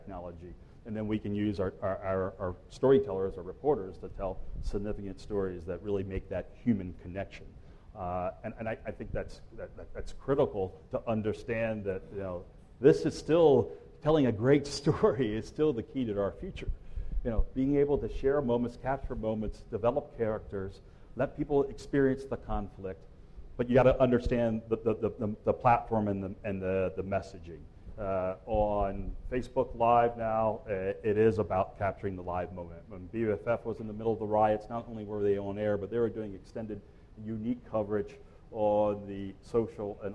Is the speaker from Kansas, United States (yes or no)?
no; Salisbury, Maryland, United States; moved away as an adult; also born or lived in Louisville, Kentucky; Salisbury, Maryland, my hometown